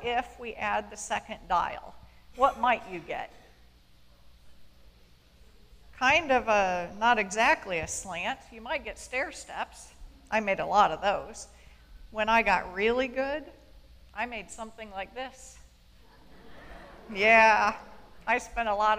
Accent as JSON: {"language": "English", "town": "Bryan", "region": "Ohio", "country": "United States", "tie": "born or raised there", "said": "I was born and raised in Bryan, Ohio"}